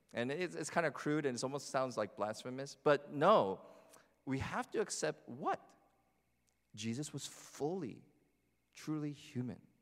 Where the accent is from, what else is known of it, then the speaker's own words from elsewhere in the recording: New Jersey, United States; growing up in New Jersey